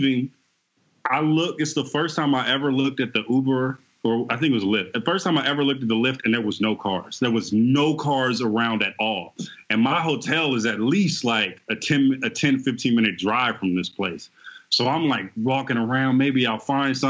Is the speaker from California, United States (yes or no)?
yes; the Bay Area, California, United States; I'm from the Bay